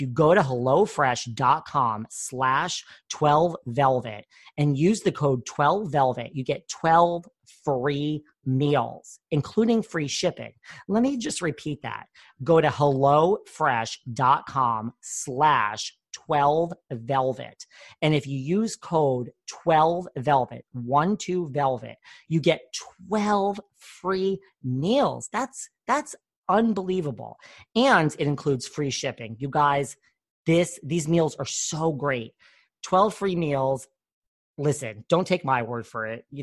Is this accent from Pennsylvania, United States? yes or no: no; New York, United States; I'm a New Yorker.